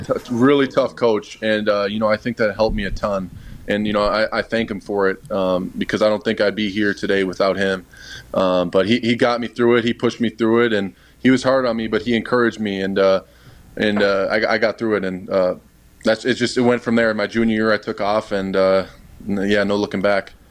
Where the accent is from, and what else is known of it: Wisconsin, United States; born or raised there; moved away